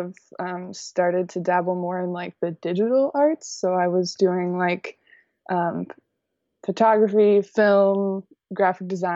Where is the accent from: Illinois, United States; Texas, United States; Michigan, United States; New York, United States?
Texas, United States; College Station; now in Austin, United States; I'm from College Station, Texas, which is... it's kind of like a medium-sized town in Texas. Most people just move there to go to college and leave, but I grew up there